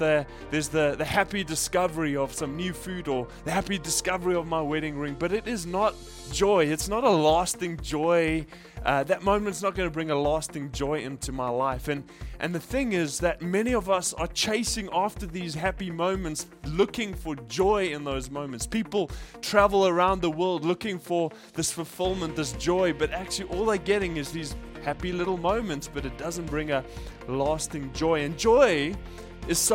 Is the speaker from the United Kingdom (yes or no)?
no; South Africa; now in Japan; I grew up in South Africa